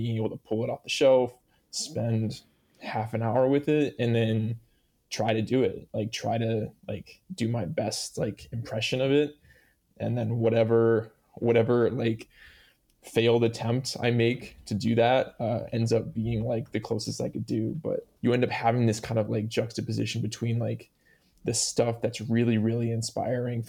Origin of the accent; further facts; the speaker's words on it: Iowa, United States; moved away as an adult; also born or lived in Oregon; now in Corvallis, United States; growing up in Iowa